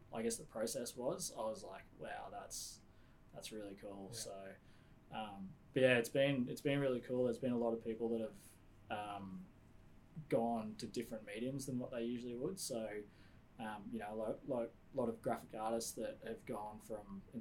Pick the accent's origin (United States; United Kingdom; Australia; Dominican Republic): Australia; I was born here.